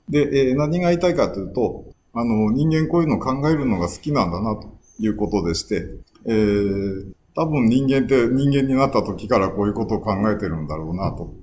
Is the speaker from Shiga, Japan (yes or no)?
yes; Shiga, Japan; now in Kanazawa, Japan; 生まれは千九百六十三年の滋賀県生まれで